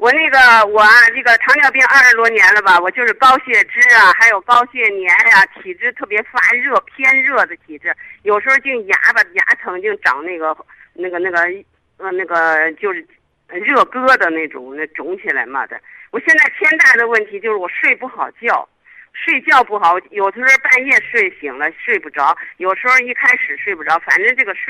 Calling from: Shijiazhuang, Hebei, China; 我是石家庄的，我今年七十四岁。

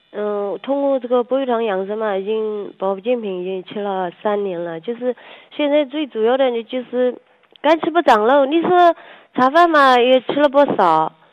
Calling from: Yangzhou, Jiangsu, China; 我是扬州的

